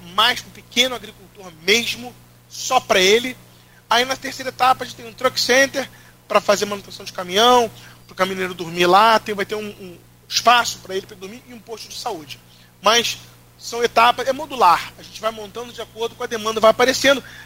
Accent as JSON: {"language": "Portuguese", "region": "Rio de Janeiro", "country": "Brazil", "said": "eu sou do Rio"}